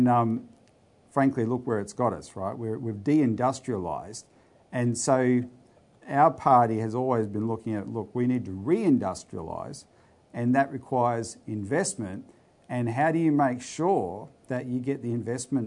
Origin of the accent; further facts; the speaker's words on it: Bundaberg, Queensland, Australia; also born or lived in Townsville, Queensland; now in Melbourne, Australia; I'm a Queenslander too originally. I'm talking to you from Melbourne, of course, but I was born in Townsville, but I came of age near Bundaberg and Childers there